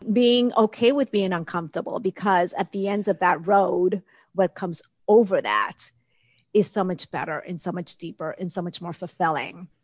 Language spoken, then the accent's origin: English; Dominican Republic; moved away; I'm from the Dominican Republic, and I remember growing up, the neighbors coming over to my grandmother